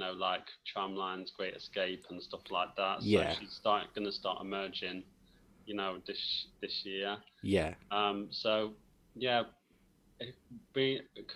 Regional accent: Yorkshire and the Humber, United Kingdom; moved away; close to where I was brought up, because I was brought up in West Yorkshire.

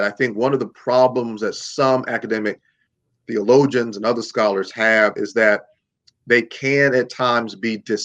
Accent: Mississippi, United States; my home state of Mississippi

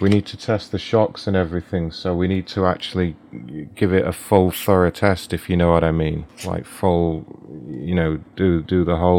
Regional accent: United Kingdom; You may be able to tell I'm British, so will you have a selection of tea available for me, hot tea?

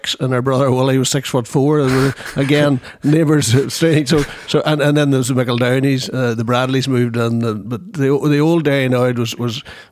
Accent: Derrynoid, Mulnavee Road, Northern Ireland, United Kingdom; I was born in Derrynoid, I'm very much a Mulnavee man in my head.

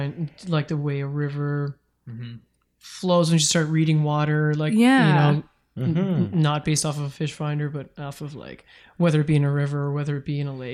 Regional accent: Ottawa, Ontario, Canada; moved away as an adult; Mitch and I grew up in Ottawa, Gab lived in Ottawa as well.

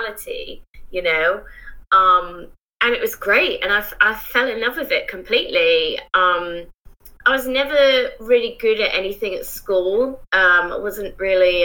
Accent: Isle of Wight, South East England, United Kingdom; moved away; also born or lived in Bristol; I grew up on the Isle of Wight, and for those who don't know, it's just a tiny island off the south coast of England.

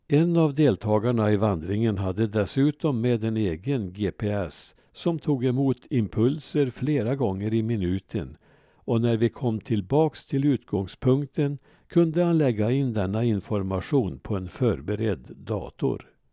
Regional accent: Ransby, Värmland, Sweden; min hemby Ransby

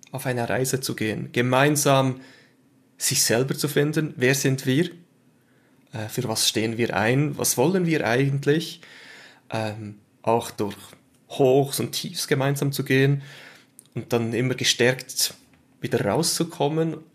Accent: Switzerland; Ähm, wie man es am Akzent dann hört, bin ich Schweizer.

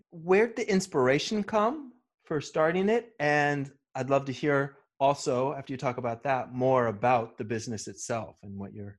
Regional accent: United States; now in San Francisco, United States; I grew up sailing on the Chesapeake Bay and moved out here to San Francisco

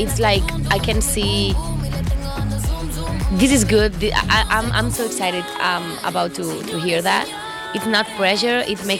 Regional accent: Barcelona, Catalonia, Spain; moved away as an adult; also born or lived in Cuba; now in Madrid, Spain; Yes, I was born in Cuba. And I grew up in Barcelona. And now I live in Madrid, Spain.

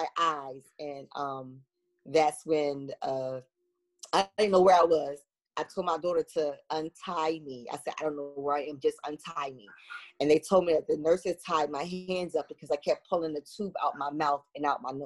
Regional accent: Chester, Pennsylvania, United States; I am from Chester, Pennsylvania. I was born and raised here

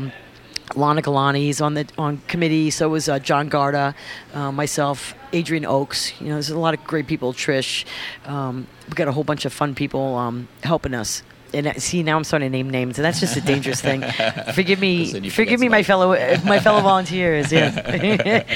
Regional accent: France; also born or lived in United States; now in New York, United States; I was born in America, but raised over there

